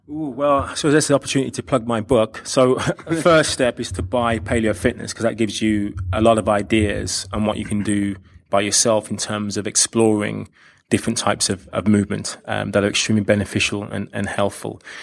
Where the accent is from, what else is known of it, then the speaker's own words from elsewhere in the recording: London, United Kingdom; also born or lived in Australia; I do hail from, from London. I'm, I am from the U K